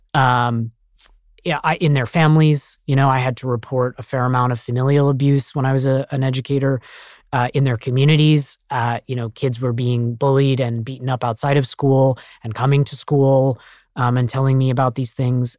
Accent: Colorado Springs, Colorado, United States; I'm actually from Colorado Springs, Colorado

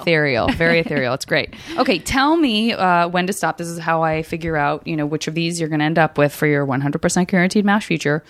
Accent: Arizona, United States; I'm from Arizona, and I have such a fierce love for, like, the Four Corner states

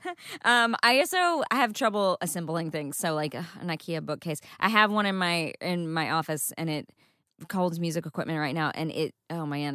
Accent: East Texas, United States; now in Los Angeles, United States; I am from East Texas, where we pick up people's stuff from the side of the road

